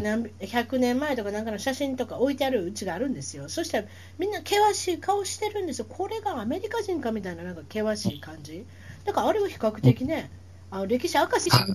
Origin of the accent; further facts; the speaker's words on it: Osaka, Japan; moved away as an adult; now in Orange County, United States; 私大阪です